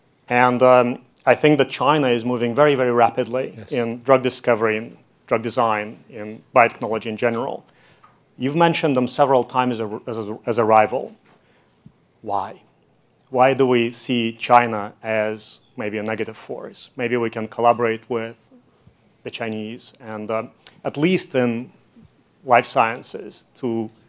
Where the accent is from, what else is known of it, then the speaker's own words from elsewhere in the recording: Latvia; born there; also born or lived in Canada; I was born in Latvia, and I'm Canadian, just to justify the name.